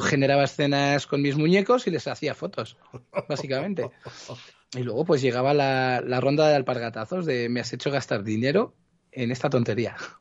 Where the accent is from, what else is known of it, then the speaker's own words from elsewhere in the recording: Cuenca, Castilla-La Mancha, Spain; also born or lived in Barcelona, Catalonia (Gràcia); Muy pequeñito, tenía unos ocho años o así, cuando me vine a vivir a Cuenca